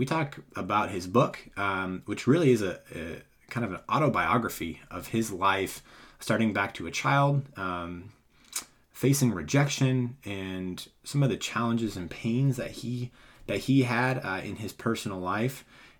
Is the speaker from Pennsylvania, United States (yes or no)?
no; Boston, Massachusetts, United States; So I'm actually I grew up in Boston area, and family all speaks English